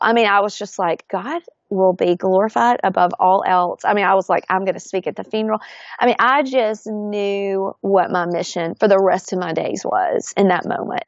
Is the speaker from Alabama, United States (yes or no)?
yes; Florence, Alabama, United States; grew up, born and raised in Florence, Alabama, and had just an idyllic childhood